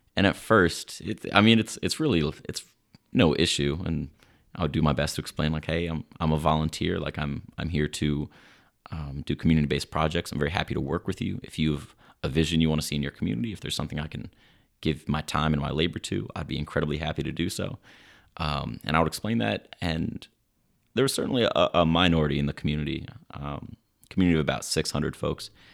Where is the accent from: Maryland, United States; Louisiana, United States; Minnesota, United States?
Maryland, United States; Silver Spring; also born or lived in Swaziland; I'm proudly from Silver Spring, Maryland